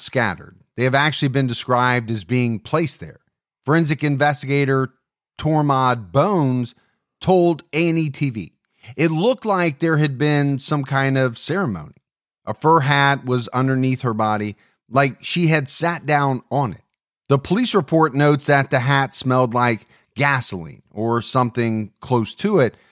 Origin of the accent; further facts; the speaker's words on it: Ohio, United States; my home state of Ohio